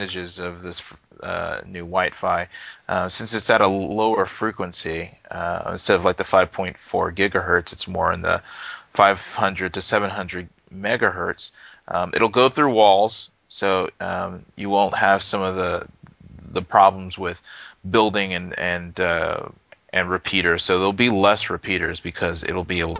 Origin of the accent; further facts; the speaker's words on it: Houston, Texas, United States; moved away; I'm from Houston originally